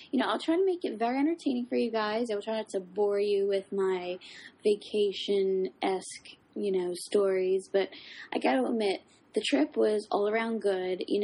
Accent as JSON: {"language": "English", "town": "Philadelphia", "region": "Pennsylvania", "country": "United States", "accent": "South Philly"}